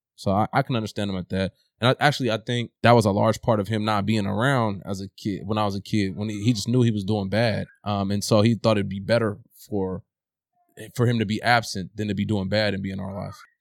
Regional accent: Oakland, California, United States; growing up in East Oakland

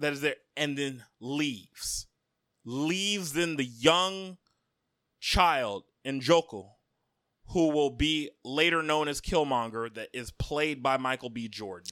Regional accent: Akwa Ibom, Nigeria; I am an Oron man from Akwai Bum State. and I am Nigerian

